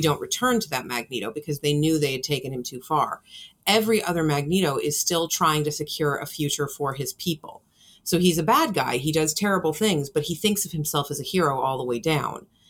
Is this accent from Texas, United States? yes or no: no; California, United States; moved away; I'm from California originally